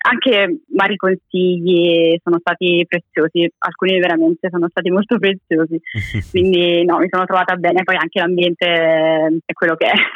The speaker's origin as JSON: {"language": "Italian", "town": "Naples", "region": "Campania", "country": "Italy", "said": "ho 25 anni, vengo da Napoli"}